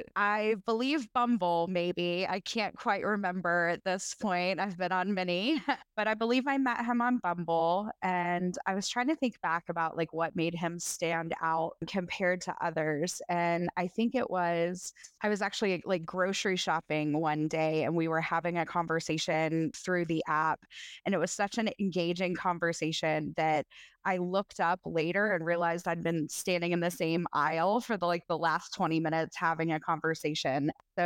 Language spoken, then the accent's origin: English; Tennessee, United States; I am in my late 30s. I grew up in Middle Tennessee. Most of my family is still here.